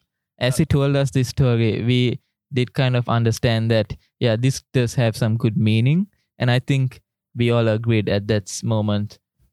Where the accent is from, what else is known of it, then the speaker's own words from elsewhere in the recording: Sri Lanka; now in Melbourne, Australia; I'm from Sri Lanka.